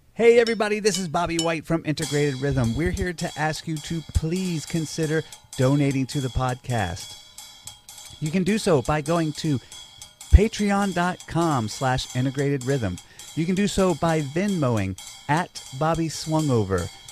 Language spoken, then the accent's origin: English; Georgia, United States; now in New York, United States; I grew up in Georgia